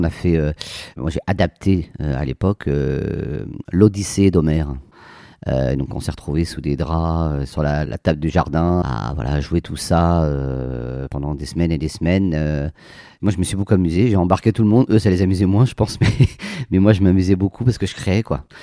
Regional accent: Poitiers, Nouvelle-Aquitaine, France; also born or lived in Amiens / Béthune / Versailles; Alors, je, moi, je suis né à Amiens. Ensuite, j'habite Béthune, euh, Poitiers, Versailles. Voilà, on a pas mal déménagé pour le, pour le boulot de mon père.

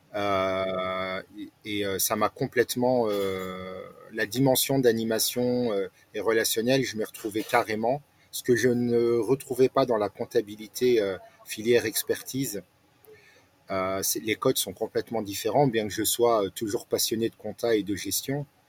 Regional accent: Nancy, Grand Est, France; also born or lived in Alsace / Strasbourg; j'ai grandi à Nancy, euh, Vendeuvre précisément, où j'ai fait mes études.

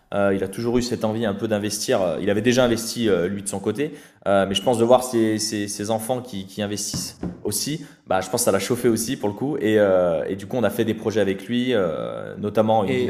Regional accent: Saint-Étienne, Auvergne-Rhône-Alpes, France; on vient de la région de Saint-Étienne avec Anthony

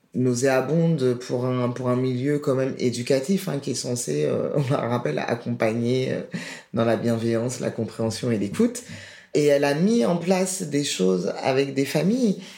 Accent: France; j'ai été élevé en France, scolarité française

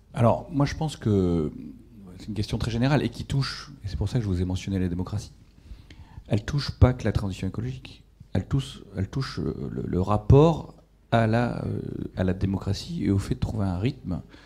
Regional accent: Ch'ti, Hauts-de-France, France; moved away; moi je suis ch'ti à l'origine

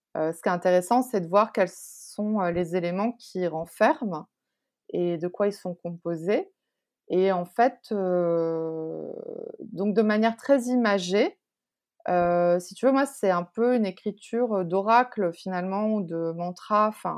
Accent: France; also born or lived in Taiwan; je suis française

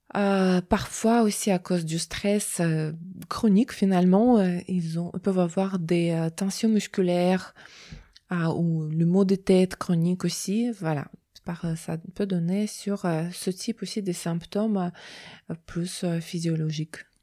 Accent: Russia; French is a second language; moved away as an adult; now in France; je viens de Russie, du coup, j'ai un diplôme là-bas.

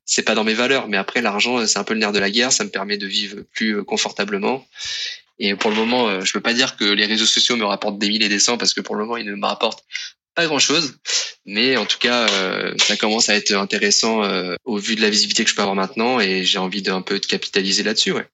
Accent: Tours, Centre-Val de Loire, France; moved away as an adult; also born or lived in Côte d'Azur; je suis originaire de Tours

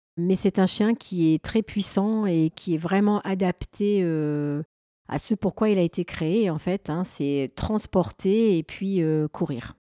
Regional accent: Grenoble, Auvergne-Rhône-Alpes, France; je suis originaire euh, de Grenoble et j'habite un petit peu sur les hauteurs de Grenoble

